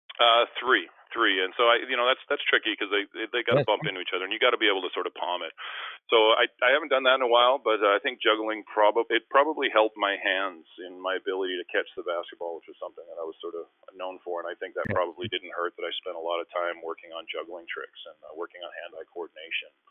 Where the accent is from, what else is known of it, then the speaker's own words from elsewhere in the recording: Winnipeg, Manitoba, Canada; also born or lived in Philadelphia; now in Vancouver, Canada; in Winnipeg in my hometown